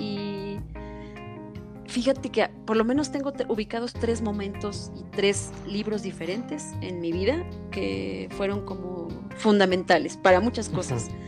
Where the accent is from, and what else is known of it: Toluca, State of Mexico, Mexico